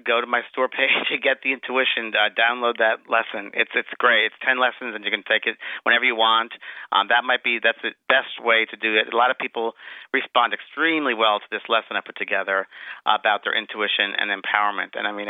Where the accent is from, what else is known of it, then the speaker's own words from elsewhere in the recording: California, United States; And he said, where are you from? And I said, California.